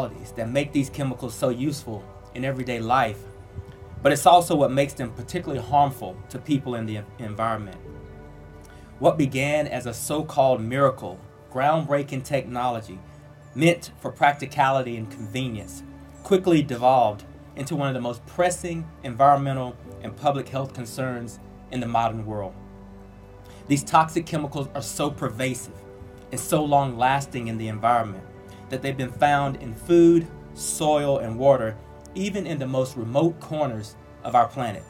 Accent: North Carolina, United States; moved away; it feels good to be back in my home state. There's no place like North Carolina

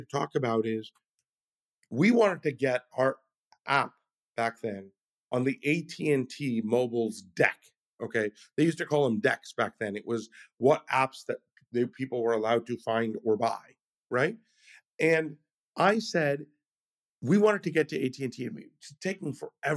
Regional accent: California, United States; I'm a Californian.

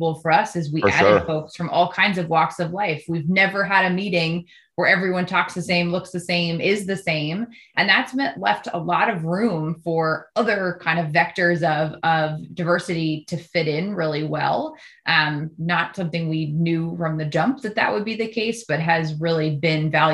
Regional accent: United States; as an American

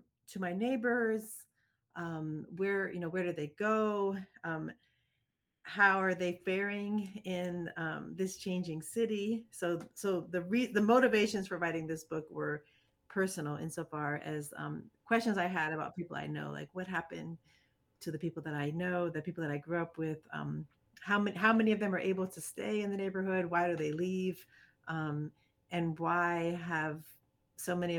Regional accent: Washington, District of Columbia, United States; moved away as an adult; I grew up in Washington, D.C. I grew up in a majority Black neighborhood called Petworth in the 1980s

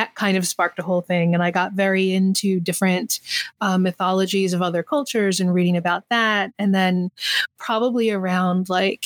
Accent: southern New Jersey, United States; I grew up in New Jersey, in southern New Jersey, and there's lots of forestry here

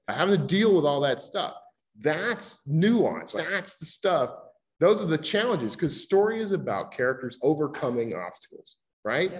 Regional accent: Gulf Coast, United States; moved away; I grew up on the Gulf Coast, hurricanes, floods, tornadoes.

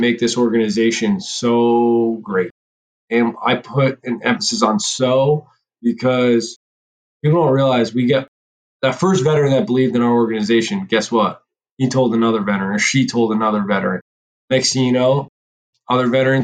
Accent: New Jersey, United States; I'm from New Jersey

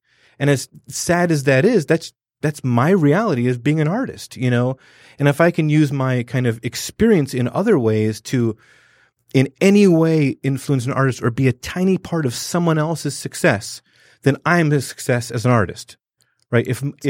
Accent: London, United Kingdom; growing up in London, you know, I had like West Indian, Punjabi, you know, like African and other European people.

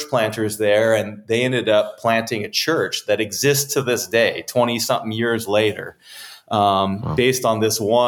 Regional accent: California, United States; being a young man growing up in California

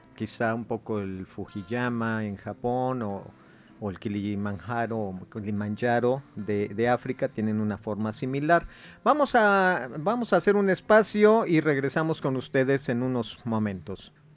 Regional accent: Puebla, Mexico; nosotros como poblanos

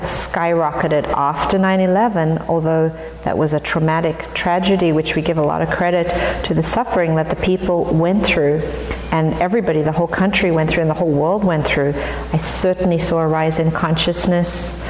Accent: Johannesburg, Gauteng, South Africa; moved away as an adult; now in United States; I grew up in South Africa in the apartheid era

